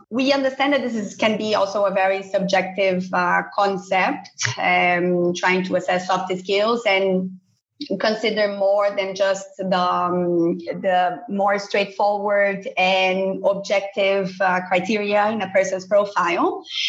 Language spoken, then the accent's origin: English; Brazil; moved away as an adult; also born or lived in São Paulo, Brazil; now in Barcelona, Spain; I'm originally from Brazil, so I was based in the São Paulo campus